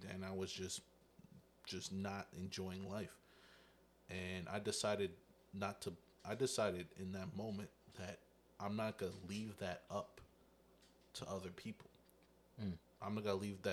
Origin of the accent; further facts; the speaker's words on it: the South, United States; I am from the South